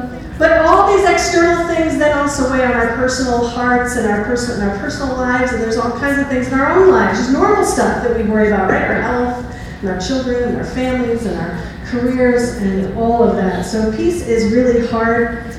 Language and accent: English; New York, United States; moved away as an adult; I was born and bred in New York. Like, I've lived there my whole life.